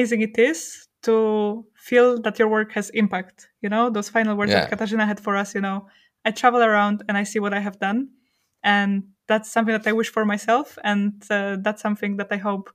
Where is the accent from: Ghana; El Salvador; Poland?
Poland; I come from Poland myself